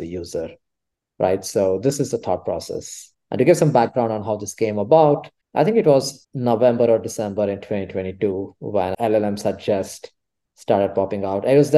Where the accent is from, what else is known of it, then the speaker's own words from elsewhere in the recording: Bangalore, Karnataka, India; moved away as an adult; now in Berkeley, United States; I come from Bangalore in India, which is quite hot, very sunny